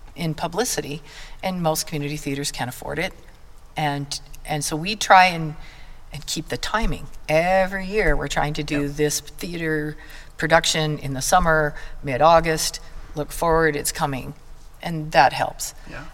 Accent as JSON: {"language": "English", "town": "Blackfoot", "region": "Idaho", "country": "United States", "said": "I'm from Blackfoot, um, we are known literally nationwide for the almighty thing that we grow here, and that's the potato."}